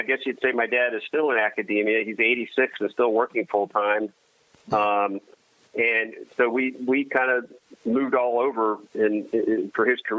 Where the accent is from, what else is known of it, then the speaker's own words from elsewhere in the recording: Swarthmore, Pennsylvania, United States; I always say my hometown is right outside Philadelphia, a town called Swarthmore, Pennsylvania.